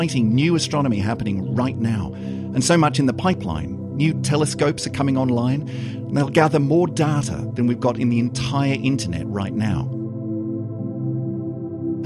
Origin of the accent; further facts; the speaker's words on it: Sydney, New South Wales, Australia; now in York, United Kingdom; I'm originally from Sydney, Australia